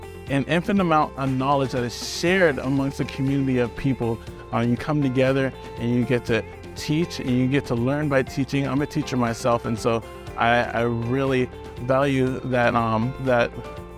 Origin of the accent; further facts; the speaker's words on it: Pittsburgh, Pennsylvania, United States; now in San Marcos, United States; I'm from Pittsburgh, PA, the best city in the world.